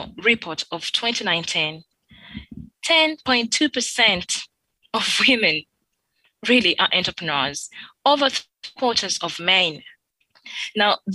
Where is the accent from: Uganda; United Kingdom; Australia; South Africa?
Uganda; moved away as an adult; also born or lived in Turkey; now in France; my country, I come from Uganda